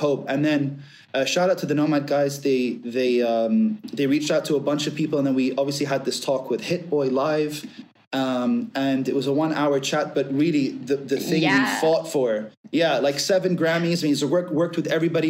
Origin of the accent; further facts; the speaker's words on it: Abu Dhabi, United Arab Emirates; moved away as an adult; being Syrian British, but being essentially raised from I was 2 months old up until 21 in Abu Dhabi